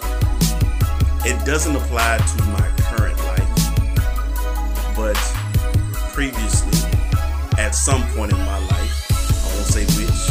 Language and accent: English; the South, United States; I'm Southern. Not necessarily country.